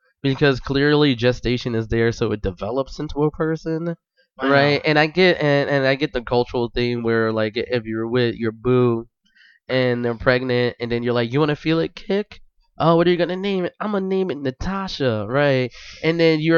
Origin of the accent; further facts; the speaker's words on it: Philadelphia, Pennsylvania, United States; I'm from Philadelphia